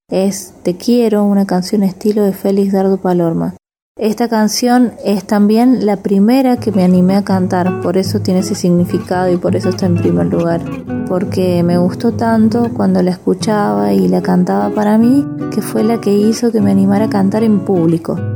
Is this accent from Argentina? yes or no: yes; San Luis, Argentina; born there; soy nacida en San Luis, en esta región de Cuyo, en esta parte de Cuyo